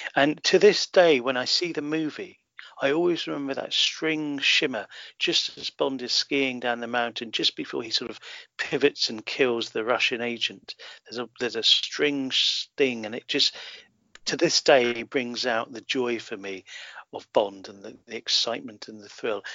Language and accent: English; Harrow, London, United Kingdom; also born or lived in Netherlands; I was born in London and uh, grew up in a suburb of London, Harrow